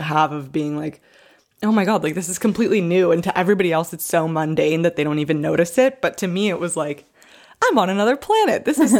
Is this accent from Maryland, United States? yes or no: yes; Maryland, United States; moved away as an adult; now in Los Angeles, United States; Because I come from Maryland where there's like trees and stuff.